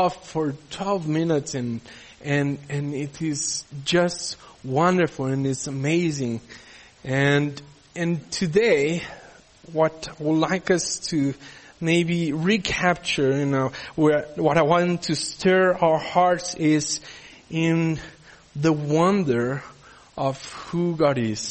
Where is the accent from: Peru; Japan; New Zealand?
Peru; also born or lived in Brazil; now in South Africa; growing up in Peru